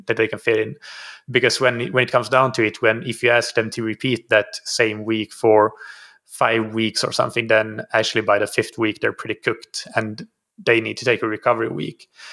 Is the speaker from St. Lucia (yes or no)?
no; Finland; moved away as an adult; also born or lived in Helsinki, Finland; now in Portugal; So I'm from Finland originally. I live in Portugal now, though, have been uh, living here for two and a half years